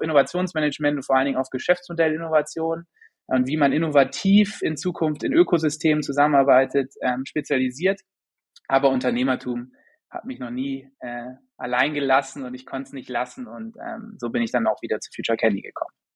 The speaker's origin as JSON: {"language": "German", "country": "Germany", "tie": "born or raised there", "also_born_or_lived": "St. Gallen, Switzerland", "moved": "yes", "lives_now": "Vienna, Austria", "said": "ich bin gebürtiger Friese eigentlich. Mich hat es dann aber nach Wien verschlagen."}